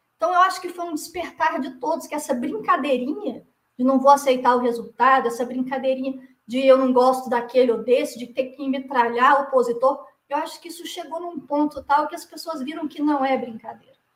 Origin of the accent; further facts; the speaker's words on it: Brazil; como brasileira